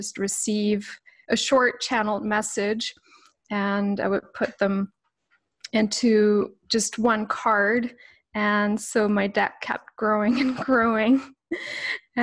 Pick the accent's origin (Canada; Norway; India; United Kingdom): Canada; also born or lived in Switzerland; now in British Columbia, Canada; I had just come back to Canada, which is my beloved childhood home